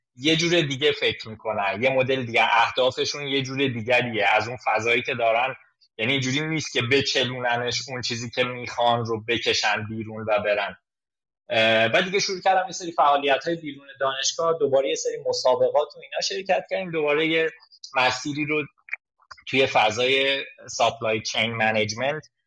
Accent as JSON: {"language": "Persian", "region": "Zanjan Province", "country": "Iran", "also_born_or_lived": "Tabriz", "moved": "yes", "lives_now": "Tehran, Iran", "said": "من زنجانی هستم خانواده اونجا زندگی میکنم از تبریز مهاجرت کردم به تهران"}